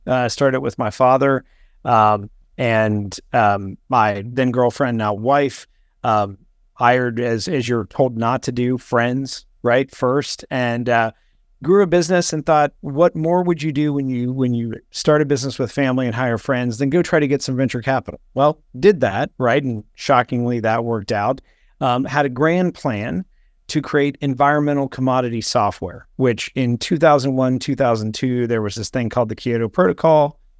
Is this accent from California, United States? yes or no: no; Morgantown, West Virginia, United States; moved away as an adult; also born or lived in United Kingdom / Washington, D.C.; I grew up in, in West Virginia